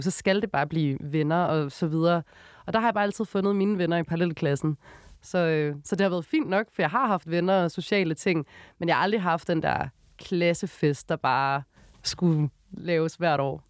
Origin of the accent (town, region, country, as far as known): Odense, Southern Denmark, Denmark; born or raised there; moved away as an adult; now in Copenhagen, Denmark